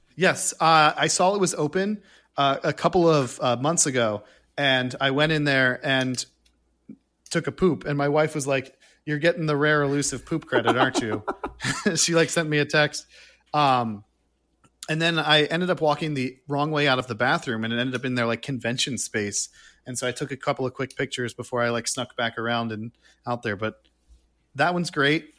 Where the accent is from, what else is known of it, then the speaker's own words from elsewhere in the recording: Rhode Island, United States; moved away; also born or lived in Florida; I'm from Rhode Island